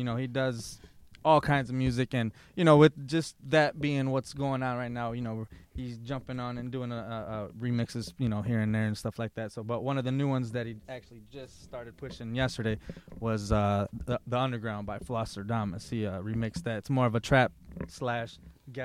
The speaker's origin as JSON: {"language": "English", "town": "Lansing", "region": "Michigan", "country": "United States", "said": "You know, I'm originally from Lansing"}